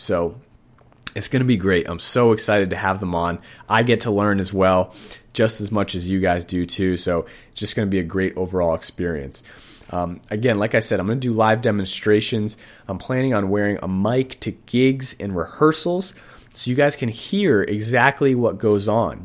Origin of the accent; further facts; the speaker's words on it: Boston, Massachusetts, United States; now in Sacramento, United States; I'm actually from Boston, Massachusetts. I live in Sacramento right now